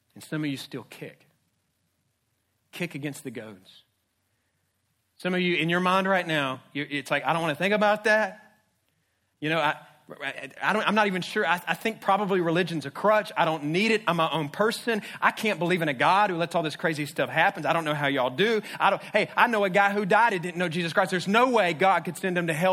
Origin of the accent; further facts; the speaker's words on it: Jacksonville, Florida, United States; I grew up in Jacksonville. I'm a Jacksonville kid